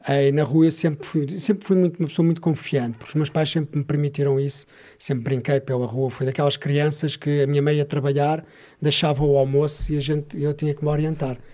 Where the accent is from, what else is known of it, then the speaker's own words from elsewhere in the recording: Sintra, Lisbon, Portugal; moved away as an adult; now in Mação, Portugal; Eu cresci em Sintra, numa, terra que é Algueirão